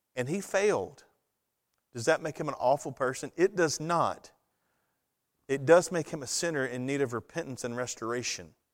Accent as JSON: {"language": "English", "country": "United States", "said": "a citizen of the United States"}